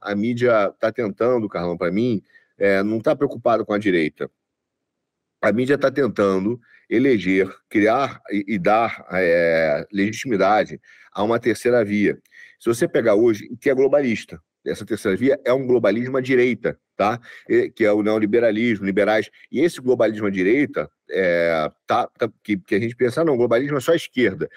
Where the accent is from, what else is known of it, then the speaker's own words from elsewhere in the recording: Rio de Janeiro, Brazil; eu nasci no Rio, você sabe, dá para notar